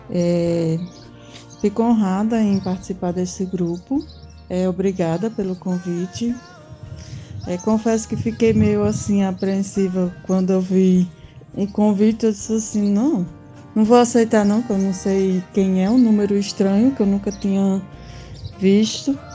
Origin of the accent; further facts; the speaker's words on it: Northeast Region, Brazil; É, sou nordestina com orgulho.